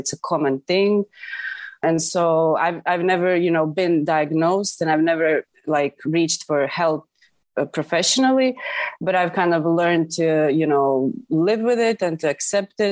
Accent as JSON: {"language": "English", "town": "Zadar", "region": "Zadar County", "country": "Croatia", "tie": "born or raised there", "also_born_or_lived": "Zagreb, Croatia", "said": "I'm from Zadar, Croatia."}